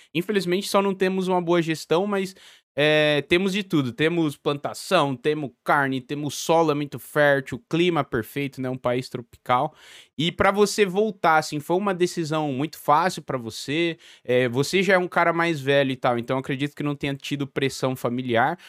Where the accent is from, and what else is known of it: Brazil; also born or lived in Portugal